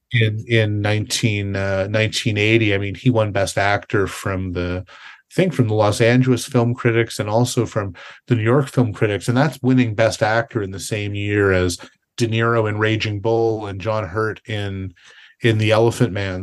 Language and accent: English; Canada; I'm a Canadian